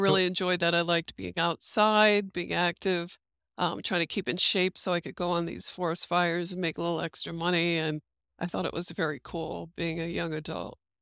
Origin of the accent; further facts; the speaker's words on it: United States; being American